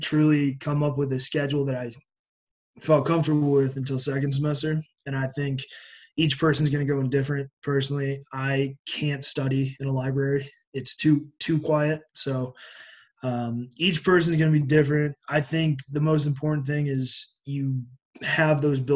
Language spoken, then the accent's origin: English; Greeley, Colorado, United States; moved away; I'm originally from Greeley, Colorado.